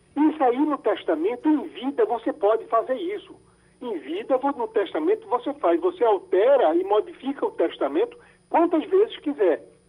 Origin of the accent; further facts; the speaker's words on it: Glória do Goitá, Pernambuco, Brazil; moved away; fui em Glória do Goitá, minha, minha terrinha